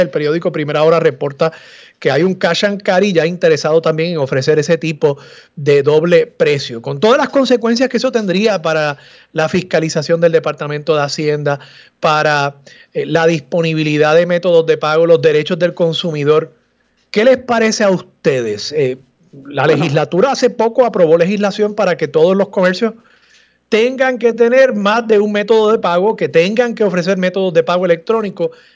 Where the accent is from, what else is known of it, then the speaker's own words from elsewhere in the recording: Puerto Rico; lo que nos define como, como pueblo, como puertorriqueños